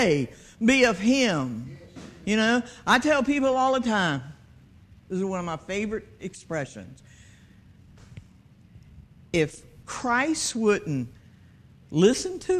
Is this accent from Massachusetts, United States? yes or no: no; Hampton, Virginia, United States; I'm from Fox Hill